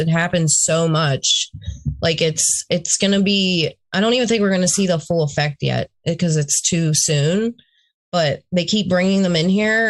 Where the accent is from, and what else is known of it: Pittsburgh, Pennsylvania, United States; born or raised there